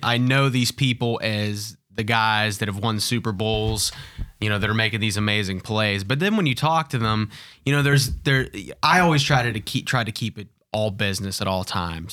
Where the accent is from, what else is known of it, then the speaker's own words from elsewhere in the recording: Pittsburgh, Pennsylvania, United States; I was born and raised in Pittsburgh.